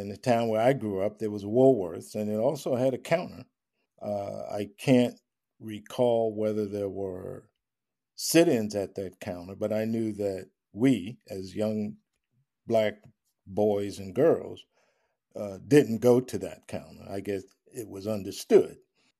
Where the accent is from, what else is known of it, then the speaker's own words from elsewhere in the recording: Long Island, New York, United States; I grew up in Long Island.